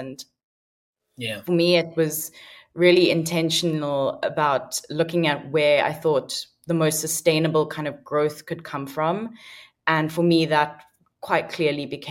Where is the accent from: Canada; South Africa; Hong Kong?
South Africa; Cape Town, Western Cape; also born or lived in United Kingdom; growing up in South Africa